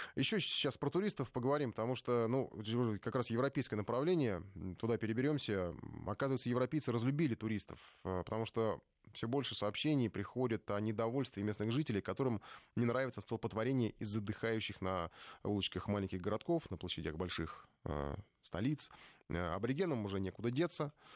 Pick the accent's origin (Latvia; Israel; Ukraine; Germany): Ukraine; now in Moscow, Russia; я сам с Украины, за рубежом на русском языке говорю, живу в Москве